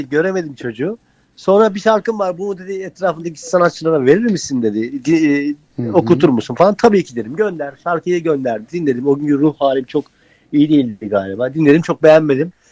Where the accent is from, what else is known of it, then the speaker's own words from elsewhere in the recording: Sapanca, Sakarya, Turkey; yaklaşık bundan 25 sene önce ben, ben Sapanca'da büyüdüm. Orada müzisyen bir arkadaşım vardı.